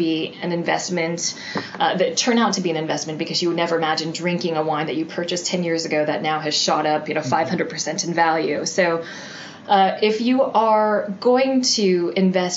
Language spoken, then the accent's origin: English; San Francisco, California, United States; moved away as an adult; now in London, United Kingdom; my hometown